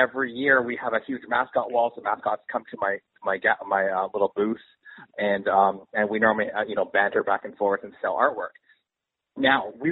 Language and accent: English; Canada; now in Los Angeles, United States; I'm based out of Los Angeles, but I'm Canadian